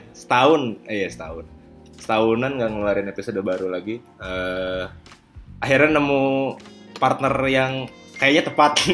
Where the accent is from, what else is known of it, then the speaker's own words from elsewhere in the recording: West Java, Indonesia; sebagai orang Sunda yang tulen kan aing punya hobi yang sangat jarang ditemukan orang yaitu ngobrol